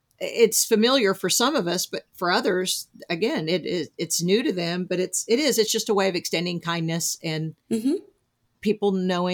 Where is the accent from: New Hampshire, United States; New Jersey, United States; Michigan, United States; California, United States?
New Jersey, United States; born there; and you know, I was born in Jersey, but I definitely developed Southern accent, Southern.